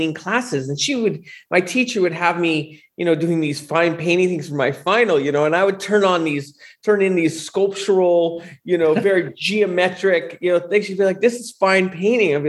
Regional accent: San Francisco, California, United States; also born or lived in Sacramento; I grew up in San Francisco, kind of the gold rush out here.

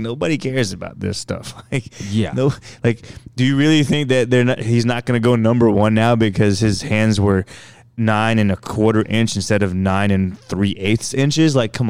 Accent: Philippines; now in Indianapolis, United States; we eat with rice because we're Filipino and that's just what we do.

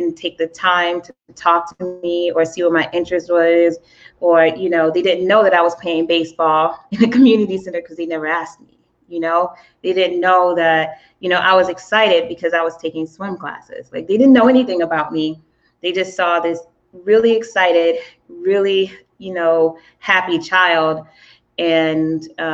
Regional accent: the South, United States; I'm from the South

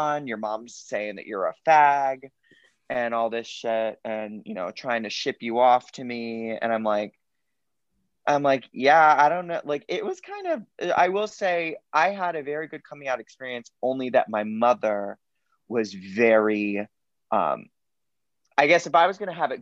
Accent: Cape Coral, Florida, United States; I grew up in Cape Coral, Florida

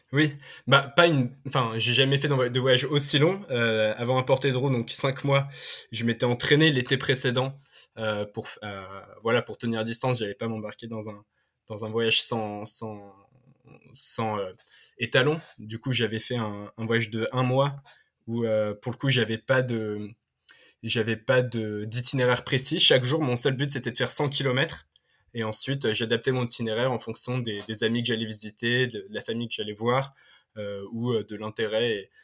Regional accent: Paris, Île-de-France, France; je suis parisien, je suis euh, né à Paris, j'ai grandi

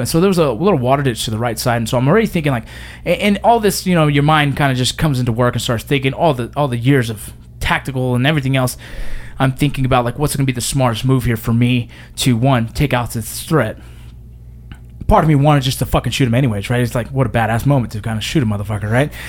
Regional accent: Los Angeles, California, United States; I grew up in San Fernando Valley, in the San Fernando Valley

